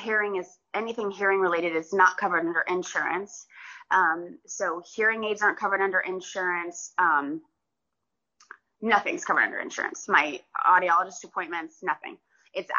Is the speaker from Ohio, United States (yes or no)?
no; Georgia, United States; I grew up in Georgia